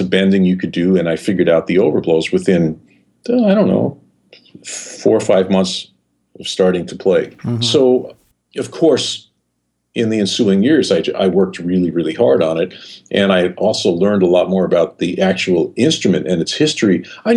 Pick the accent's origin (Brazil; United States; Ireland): United States; New York City, New York; moved away as an adult; growing up in New York City, there were no blues clubs